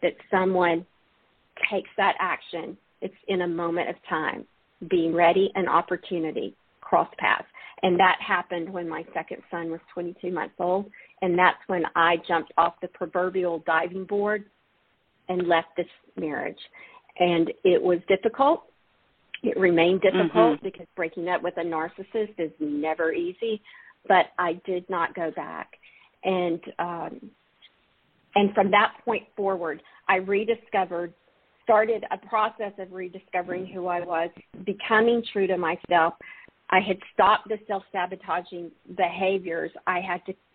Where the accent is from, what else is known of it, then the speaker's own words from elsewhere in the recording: Alabama, United States; I'm from Alabama, grew up in the Baptist church